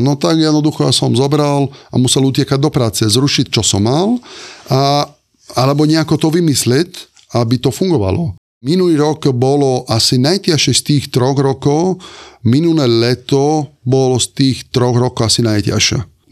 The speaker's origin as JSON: {"language": "Slovak", "region": "Sardinia", "country": "Italy", "also_born_or_lived": "Limone sul Garda, Italy / Ružomberok, Slovakia", "second_language": "Slovak", "moved": "as an adult", "lives_now": "Bratislava, Slovakia", "said": "ja pochádzam zo Sardiny"}